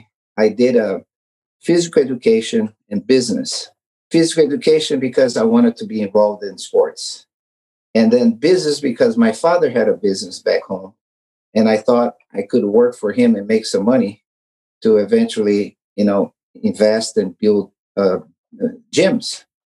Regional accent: Brazil; moved away as an adult; now in California, United States; In Brazil, I grew up in Brazil, originally born in Brazil, but I've been in this country for more than 40 years.

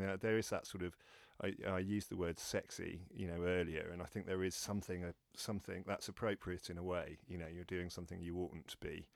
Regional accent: London, United Kingdom; I'm born and bred in London

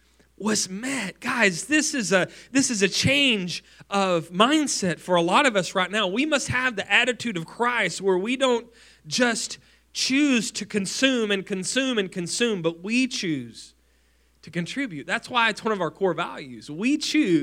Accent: West Texas, United States; a poor family growing up in West Texas

